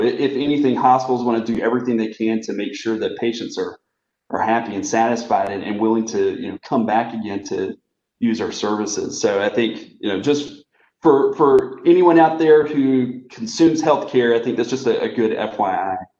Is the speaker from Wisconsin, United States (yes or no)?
no; Kinston, North Carolina, United States; I grew up in a small town in North Carolina called Kinston